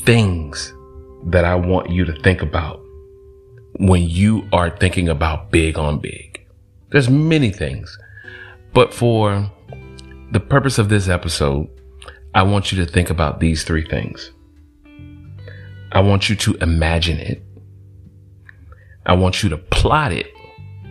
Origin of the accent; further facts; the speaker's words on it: College Park, Georgia, United States; I'm from Georgia, College Park, Southside, ATL